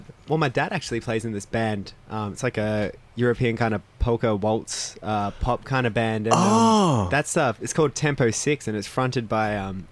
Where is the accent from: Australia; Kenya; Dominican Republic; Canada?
Australia; Melbourne, Victoria; also born or lived in California; We kind of ended up back here when I was really young and I grew up in Glenroy.